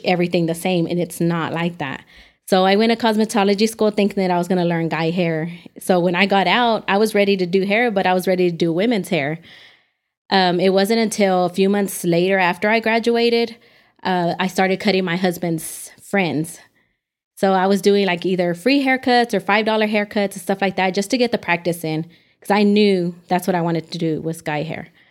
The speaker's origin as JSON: {"language": "English", "town": "Dallas", "region": "Texas", "country": "United States", "tie": "born or raised there", "lives_now": "Amarillo, United States", "said": "growing up in Dallas, I feel like it's so overly saturated with people"}